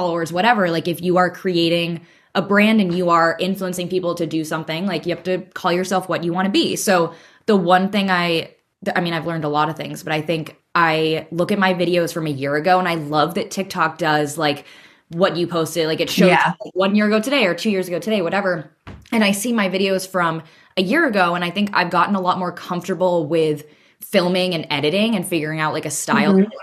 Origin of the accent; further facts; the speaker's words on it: United States; now in Murano, Italy; I'm an American living in Italy